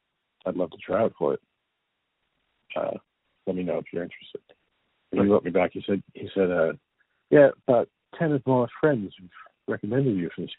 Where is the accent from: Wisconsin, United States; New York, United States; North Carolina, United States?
New York, United States; Long Island; In Long Island.